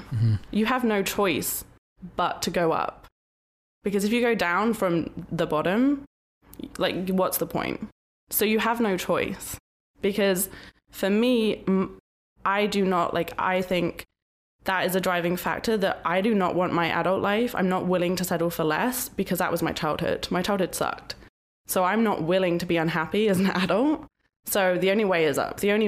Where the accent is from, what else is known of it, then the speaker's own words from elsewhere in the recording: England, United Kingdom; I'm from England